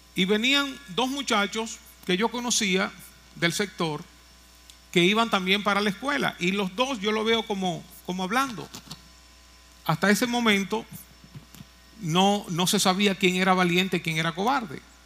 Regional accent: Moca, Espaillat, Dominican Republic; allá en mi pueblo natal, en Moca

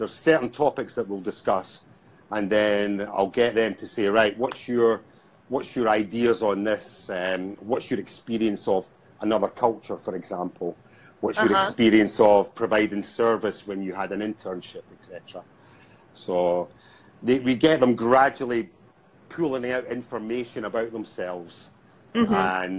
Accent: Scotland, United Kingdom; accent: Scottish; moved away; You know, well, I haven't lived in Scotland for about 15 years, so my accent, I feel, is kind of softening, but probably not to everyone else.

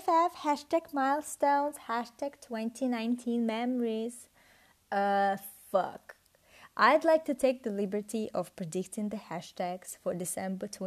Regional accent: Russia; English is a second language; moved away as an adult; also born or lived in United Kingdom / Italy; I'm Russian, but I studied in the UK and in Italy.

